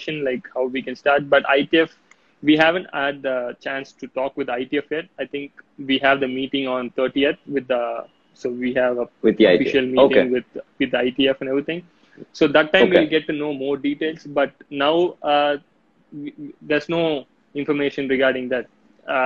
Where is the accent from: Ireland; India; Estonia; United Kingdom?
India; for us being an Indian